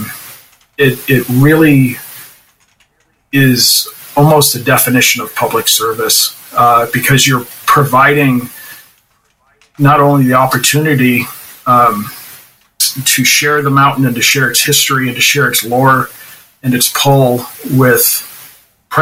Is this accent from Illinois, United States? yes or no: no; Jaffrey, New Hampshire, United States; I grew up in Jaffrey in the shadow of that mountain